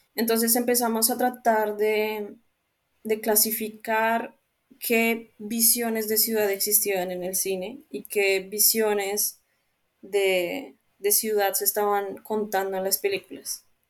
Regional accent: Bogotá, Colombia; moved away as an adult; also born or lived in Santiago, Chile; now in Italy; yo sí crecí en Bogotá

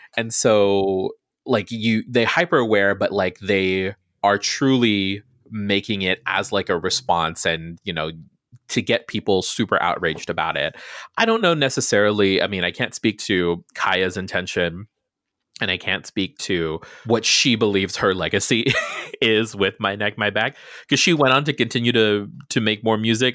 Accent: Guam; I grew up on Guam in the middle of the Pacific

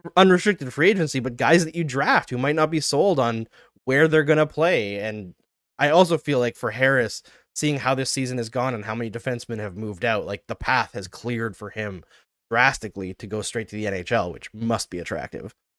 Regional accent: Canada; We're Canadian

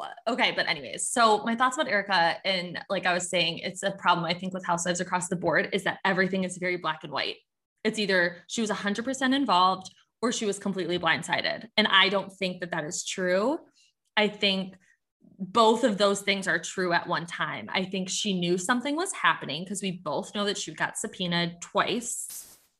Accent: Michigan, United States; I'm from, I'm from the Midwest. This is literally just how we talk.

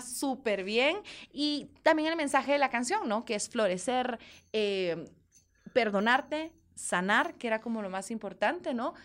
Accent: Guatemala; somos dos mujeres guatemaltecas que estamos luchando con la música

